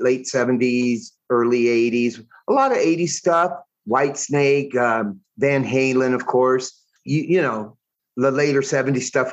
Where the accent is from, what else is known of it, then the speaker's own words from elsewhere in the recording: Rowland Heights, California, United States; moved away as an adult; also born or lived in Alhambra, California; now in San Jacinto, United States; I was born in Alhambra, but I think I was 2 years old when we moved to Roland Heights.